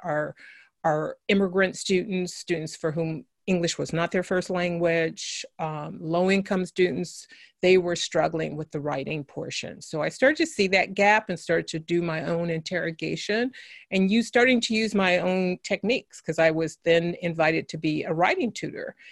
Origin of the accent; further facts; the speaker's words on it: San Francisco, California, United States; I grew up in San Francisco, California